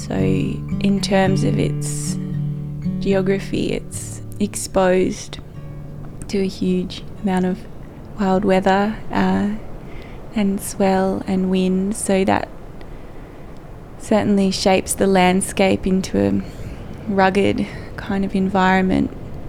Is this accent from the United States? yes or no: no; Marrawah, Tasmania, Australia; now in Hobart, Australia; based in Hobart at the moment working. I was born in Marrawah, and my father was also born there, and my grandmother was born there as well, so I have quite a rich family history in Marrawah